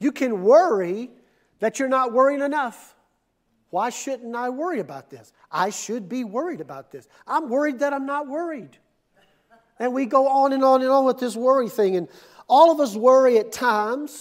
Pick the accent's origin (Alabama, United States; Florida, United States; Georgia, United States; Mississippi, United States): Mississippi, United States; now in Ponca City, United States; I'm from Mississippi